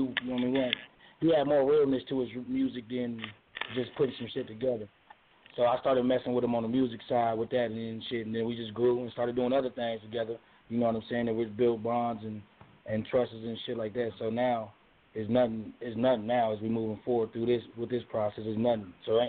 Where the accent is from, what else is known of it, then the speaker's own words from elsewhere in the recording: Las Vegas, Nevada, United States; I'm originally from Vegas and shit.